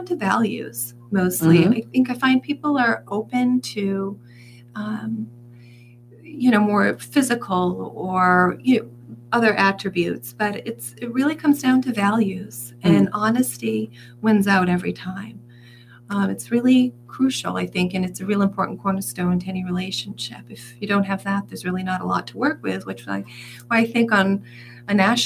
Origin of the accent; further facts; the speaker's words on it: Yarmouth Port, Massachusetts, United States; also born or lived in West Barnstable; I grew up in Yarmouthport, but I currently live in West Barnstable